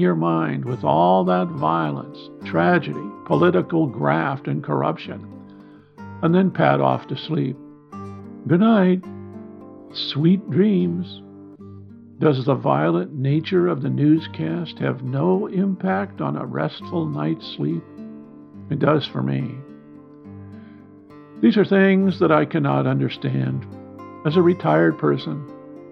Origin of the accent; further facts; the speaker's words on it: Midwest, United States; Growing up in the Midwest